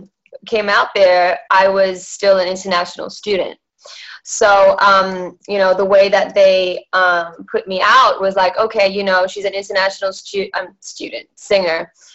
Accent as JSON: {"language": "English", "town": "Perth", "region": "Western Australia", "country": "Australia", "tie": "born or raised there", "also_born_or_lived": "Malaysia", "said": "so I was born in Malaysia and that's where my dad had his karaoke and everything. And then by the age of 10, they decided to move us over to Perth, Western Australia"}